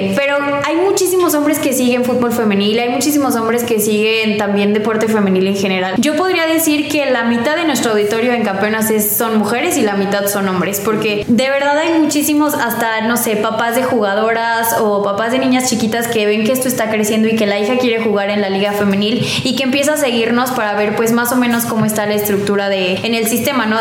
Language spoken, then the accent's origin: Spanish; León, Guanajuato, Mexico; also born or lived in Colima, Mexico; Este, ya cuando tenía como dos años nos vinimos a, aquí a León